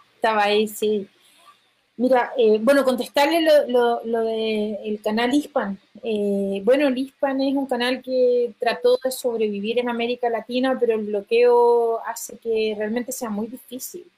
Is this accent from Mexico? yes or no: no; Chile; porque soy chilena